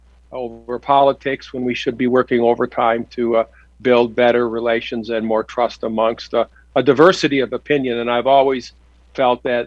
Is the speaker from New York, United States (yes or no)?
no; Detroit, Michigan, United States; I was born here in Detroit. My grandparents immigrated from Romania. Raised here